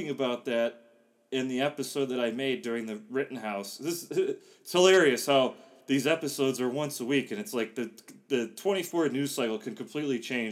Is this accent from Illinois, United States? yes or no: yes; Gurnee, Illinois, United States; moved away as an adult; now in Sydney, Australia; growing up in Gurnee, you're not that far from Kenosha